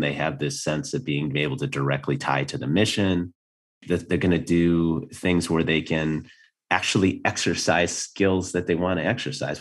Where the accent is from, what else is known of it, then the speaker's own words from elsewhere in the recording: Minnesota, United States; moved away as an adult; I grew up in Minnesota.